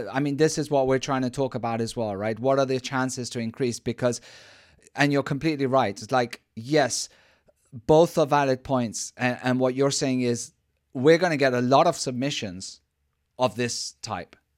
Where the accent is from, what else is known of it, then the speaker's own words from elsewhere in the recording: Spain; I'm from Spain.